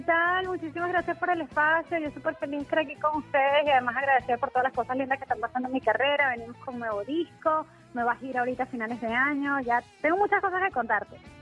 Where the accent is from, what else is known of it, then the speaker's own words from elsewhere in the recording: Venezuela; moved away as an adult; also born or lived in San Diego, California, United States; now in United States; yo nací en los Estados Unidos, en San Diego, California, pero me fui muy bebé a Venezuela y viví toda mi vida allá